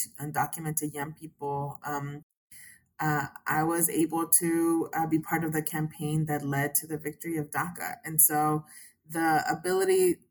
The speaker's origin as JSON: {"language": "English", "region": "Texas", "country": "United States", "said": "as a Texan"}